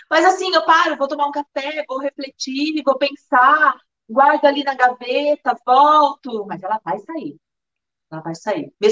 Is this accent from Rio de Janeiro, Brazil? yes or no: no; Maranguape, Ceará, Brazil; sou da cidade de Maranguape